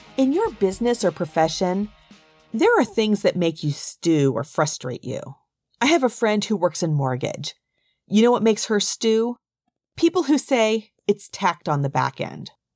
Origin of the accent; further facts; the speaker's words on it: United States; being from the U S and raised as a person who understands the rules of English and how to speak as an American